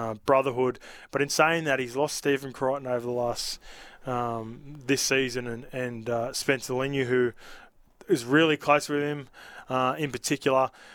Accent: Australia; also born or lived in New Zealand; I grew up here from three years old

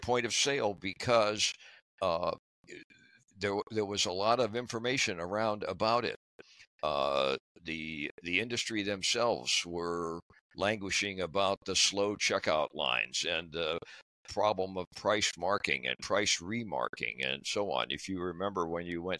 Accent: Dayton, Ohio, United States; I grew up in Dayton, Ohio, went to school there

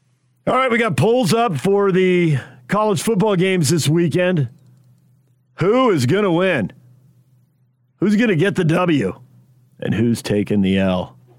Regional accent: Southern California, United States; moved away; I grew up in Southern California

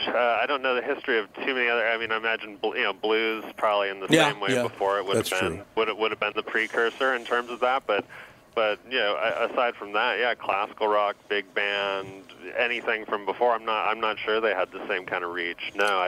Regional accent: Seattle, Washington, United States; I grew up in Seattle. And I was 11 years old when … came out

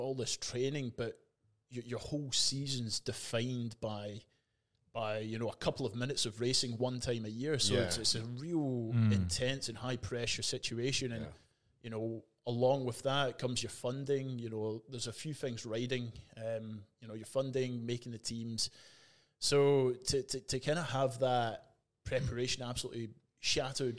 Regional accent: Scotland, United Kingdom; moved away as an adult; now in Perth, Australia; I was born and raised in Scotland

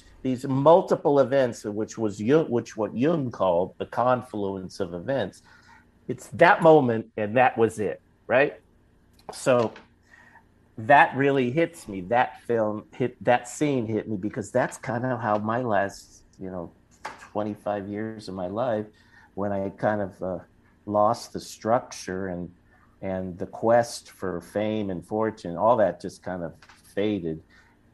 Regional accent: Los Angeles, California, United States; now in Las Vegas, United States; a storied old theater on Wilshire and Western in Los Angeles, my hometown

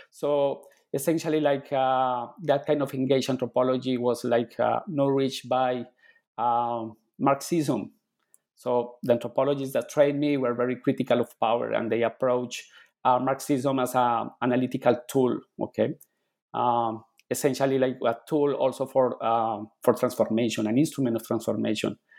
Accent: Bogota, Bogotá Capital District, Colombia; English is a second language; moved away; I was born in Colombia I was born and raised in Colombia. Um, I grew in a city called Bogota, which is the capital city

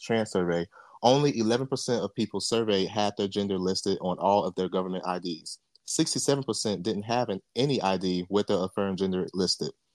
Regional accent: Jamaica; I'm Jamaican.

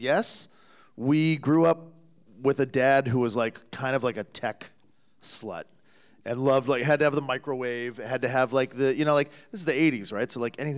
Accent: a suburb of Toronto, Ontario, Canada; We grew up in Ontario, in a suburb of Toronto.

